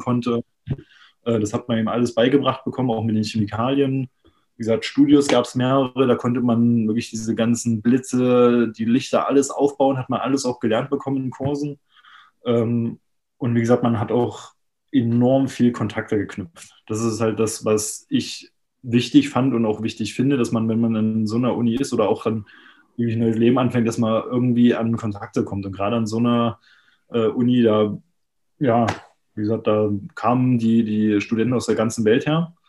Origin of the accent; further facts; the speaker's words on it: Jena, Thuringia, Germany; moved away as an adult; now in Berlin, Germany; ich komme eigentlich ursprünglich aus Jena